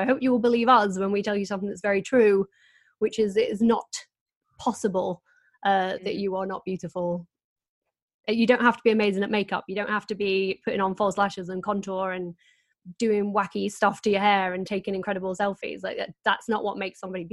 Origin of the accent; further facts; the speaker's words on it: Doncaster, Yorkshire and the Humber, United Kingdom; I'm from Doncaster